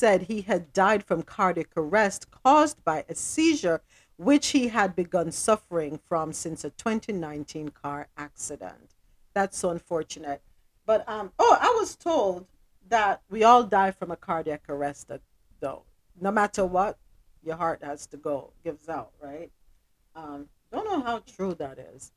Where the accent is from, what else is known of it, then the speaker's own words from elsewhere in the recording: Jamaica; growing up in Jamaica